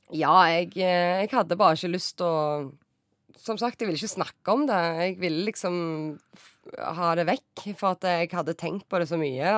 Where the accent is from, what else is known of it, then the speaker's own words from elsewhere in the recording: Norway; moved away as an adult; also born or lived in Romania / Denmark / North Macedonia; bo hjemme i Norge